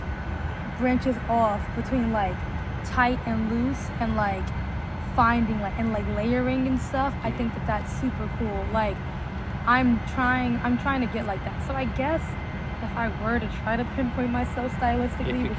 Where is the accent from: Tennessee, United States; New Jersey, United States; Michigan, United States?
Tennessee, United States; Nashville; now in Seattle, United States; I was born in Nashville